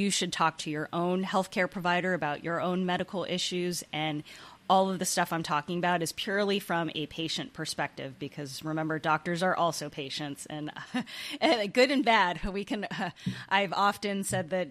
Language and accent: English; Bay Area, California, United States; moved away as an adult; also born or lived in Pennsylvania / Las Vegas; now in Michigan, United States; I grew up in the Bay Area, California